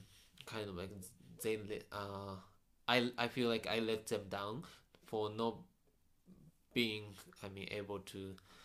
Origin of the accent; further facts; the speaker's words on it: Yokohama, Kanagawa, Japan; English is a second language; I'm from Yokohama